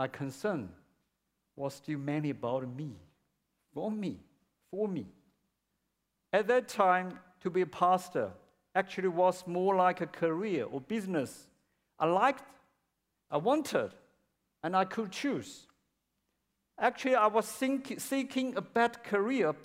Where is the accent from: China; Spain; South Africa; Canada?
China; English is a second language; moved away as an adult; now in Melbourne, Australia; my hometown in China, where my parents lived